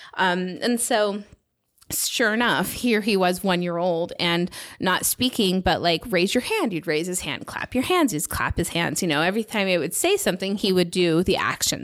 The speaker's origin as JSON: {"language": "English", "country": "United States", "moved": "as an adult", "lives_now": "Salt Lake City, United States", "said": "I'm from the Nevada, California border"}